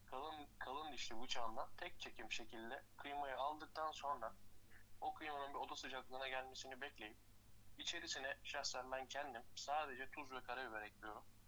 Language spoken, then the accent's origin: Turkish; Tekirdağ, Turkey; Tekirdağlıyım doğma büyüme.